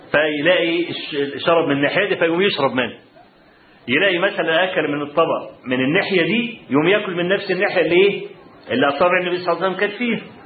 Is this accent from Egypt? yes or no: yes; Egypt; أنا من مصر.